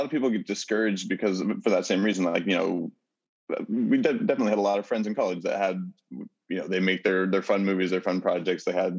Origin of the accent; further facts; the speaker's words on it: Oregon, United States; growing up in Oregon, there's not really a film industry there